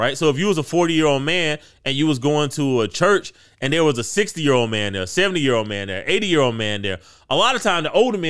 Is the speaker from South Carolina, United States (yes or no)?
yes; South Carolina, United States; you know, I'm from the Midlands, right? Like yeah. they film live PD in the Midlands.